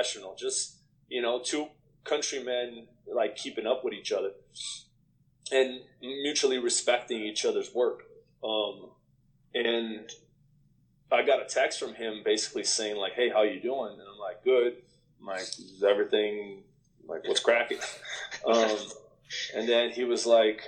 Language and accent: English; Brazil; moved away as an adult; also born or lived in Canada; now in United States; we're both from Brazil